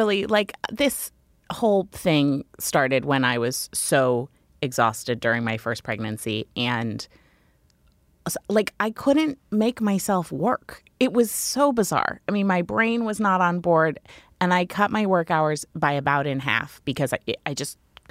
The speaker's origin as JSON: {"language": "English", "region": "Maine", "country": "United States", "tie": "born or raised there", "said": "So I always wanted to raise kids in Maine. I moved back to my hometown."}